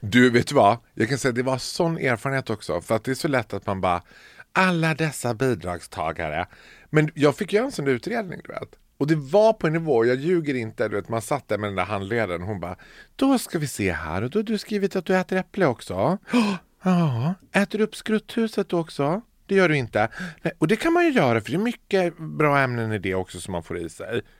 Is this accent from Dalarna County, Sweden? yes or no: yes; Borlänge, Dalarna County, Sweden; moved away; Jag är född och uppvuxen i Bålänge